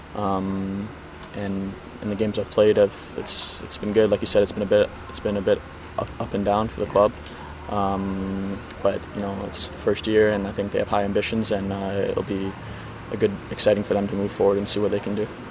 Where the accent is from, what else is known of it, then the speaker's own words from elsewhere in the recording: Vancouver, British Columbia, Canada; being a Canadian, playing with Vancouver since, from such a young age